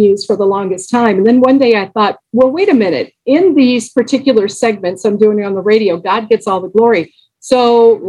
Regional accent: Los Angeles, California, United States; I grew up in Los Angeles

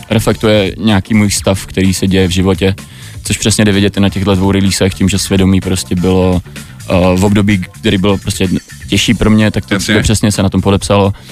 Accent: Brno, South Moravian Region, Czechia; also born or lived in Chișinău, Moldova; jsem se narodil v Moldavsku v Kišněvě okay. a byl jsem tam dva roky

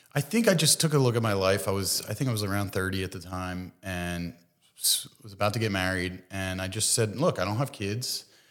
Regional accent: Bensalem, Pennsylvania, United States; also born or lived in Philadelphia; I grew up in Bucks County, um, so grew up in Ben Salem

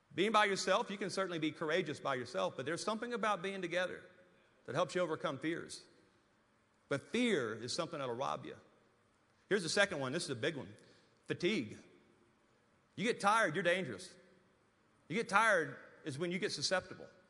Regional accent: Louisiana, United States; moved away as an adult; now in Amarillo, United States; I was living in Amarillo, Texas, and was really homesick to go back to Louisiana

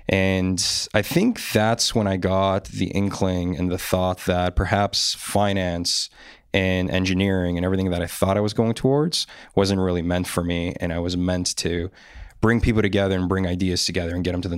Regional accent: North York, Ontario, Canada; also born or lived in Poland; So I was actually born in Poland. So I grew up for about 6 years in Europe, and I immigrated here with my family when I was six, and then I moved around a lot. I initially grew up in North York

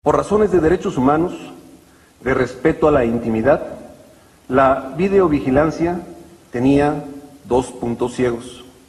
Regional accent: Mexico

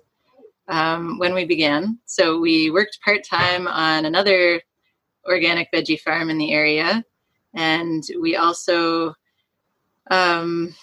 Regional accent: Hamilton, Ontario, Canada; now in Cumberland County, Canada; Yes, I'm from Hamilton.

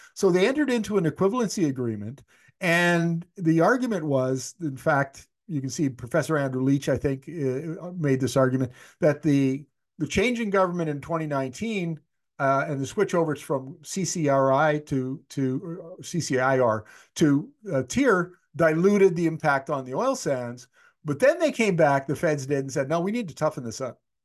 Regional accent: Canada; moved away; my hometown, which is eleven hundred kilometers north of Winnipeg, it's way up north

